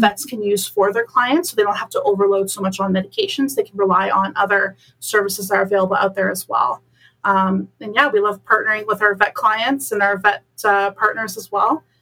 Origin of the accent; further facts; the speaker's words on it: Bolton, Ontario, Canada; moved away as an adult; now in Waterloo, Canada; I'm originally from Bolton